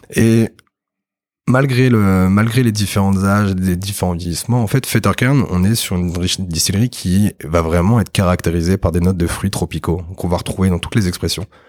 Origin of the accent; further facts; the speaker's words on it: Normandy, France; je suis normand à la base